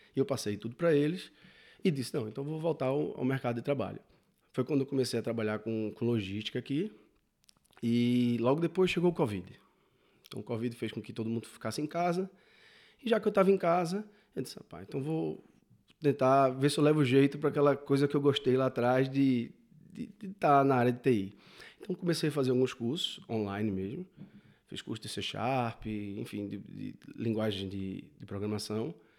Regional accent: Recife, Pernambuco, Brazil; moved away as an adult; now in Portugal; eu sou de Recife, eh, no Nordeste, muito calor, muita praia

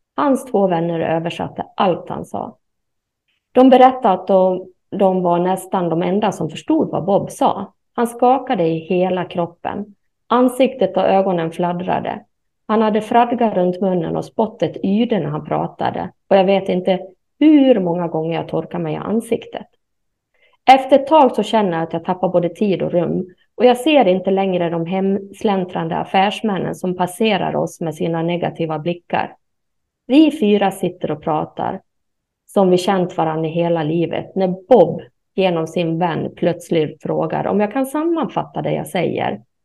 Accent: Sweden; jag är ju svensk

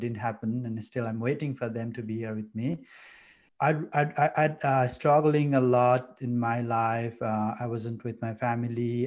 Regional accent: Nepal; moved away as an adult; I'm from Nepal, a beautiful village uh, in Nepal. Uh, came here in 2015 to do my master's.

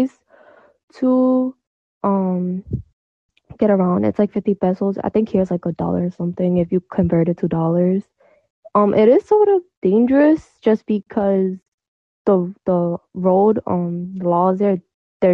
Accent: United States; my country's America because I was born and raised there

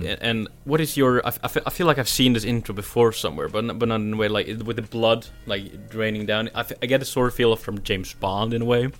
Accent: Norway; my accent, where I'm from Norway.

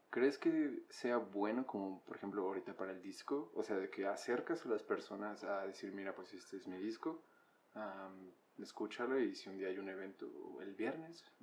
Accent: Sinaloa, Mexico; Pues soy de Sinaloa.

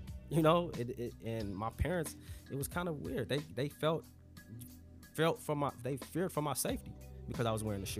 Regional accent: Chicago, Illinois, United States; growing up in the Shy

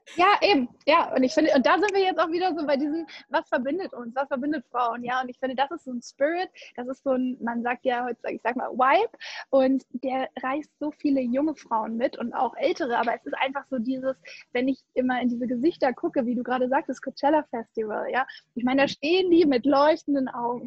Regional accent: Hamburg, Germany; ich komme ja eigentlich aus Hamburg und mein Papi ist echt allertiefster Hanseat

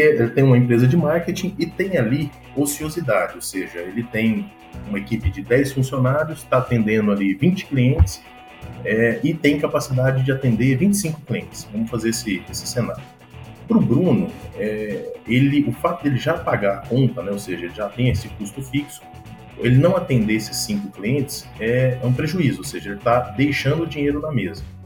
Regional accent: Goiânia, Goiás, Brazil; moved away as an adult; also born or lived in São Paulo / United States; eu sou natural de Goiânia

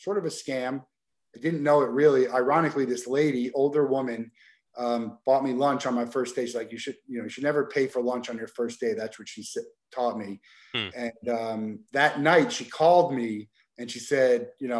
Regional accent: New Jersey, United States; I grew up in New Jersey

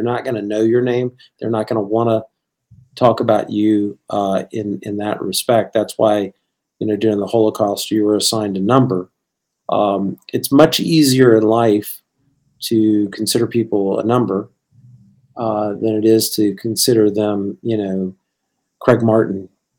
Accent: Bangkok, Thailand; now in Richmond, United States; growing up in the International School of Bangkok. So my comfort zone always has been kind of international, and one of the things that I love now, I've lived now in Richmond, Virginia, for longer than I lived in Thailand and anywhere else, really.

